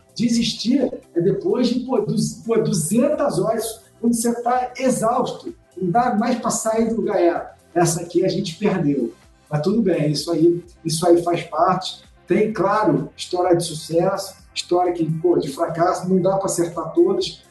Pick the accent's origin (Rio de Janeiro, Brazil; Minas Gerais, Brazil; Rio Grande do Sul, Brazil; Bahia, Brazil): Rio de Janeiro, Brazil; accent: carioca; eu sou carioca, né? Como o sotaque deve dar para perceber